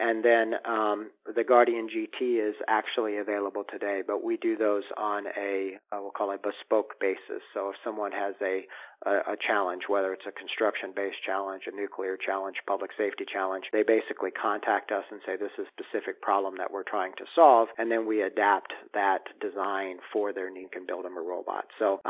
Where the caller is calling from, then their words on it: Bellevue, Washington, United States; I'm calling you from Bellevue, near Seattle today.